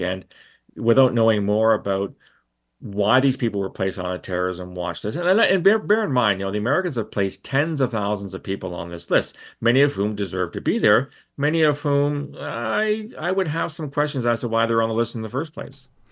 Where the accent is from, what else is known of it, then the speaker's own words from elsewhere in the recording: London, Ontario, Canada; when I was a kid and growing up in London, Ontario